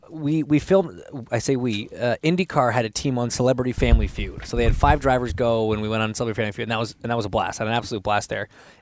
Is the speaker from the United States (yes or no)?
no; Markham, Ontario, Canada; also born or lived in Oakville; Born and raised in Markham, and then we moved to Oakville and kind of.